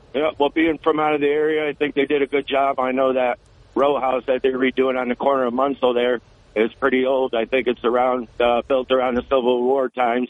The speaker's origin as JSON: {"language": "English", "region": "Florida", "country": "United States", "tie": "born or raised there", "moved": "yes", "lives_now": "Auburn, United States", "said": "I'm originally from Florida, but I moved back home. I was born up here, but raised in Florida. Now I'm back home"}